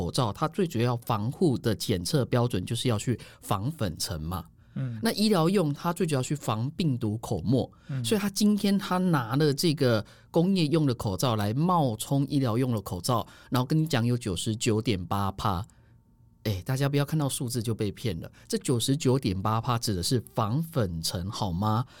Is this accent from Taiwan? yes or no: yes; Taiwan; 你以为我们台湾人是随着说嘎走哎吼，